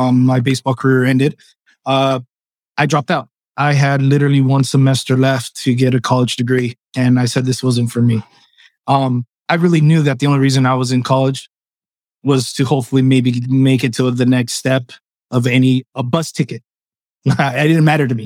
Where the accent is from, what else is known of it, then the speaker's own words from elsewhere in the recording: Los Angeles, California, United States; first language Spanish; English is a second language; I was born in Los Angeles, California. I am of Cuban descent